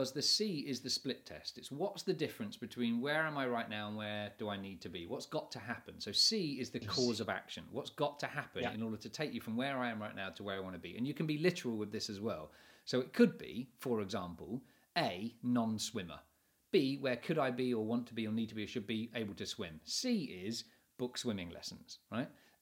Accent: England, United Kingdom; being English

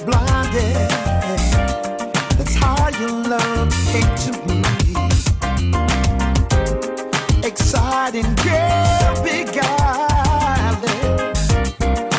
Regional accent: Melksham, South West England, United Kingdom; Growing up in Melsham Town, I used to listen to Robbie Vincent

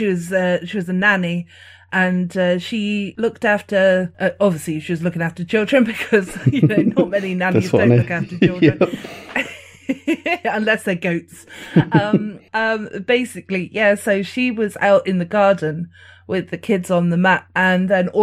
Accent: England, United Kingdom; because I'm from England, so like I'm based obviously right in this, well, right at the edge of England, I'm actually half Welsh as well.

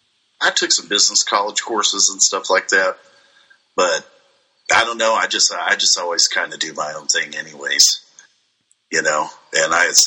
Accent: Missouri, United States; moved away as an adult; now in Colorado Springs, United States; I'm from the middle of nowhere, Missouri.

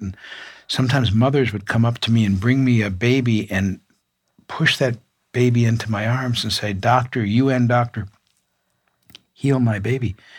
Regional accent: Midwest, United States; I grew up in the Midwest

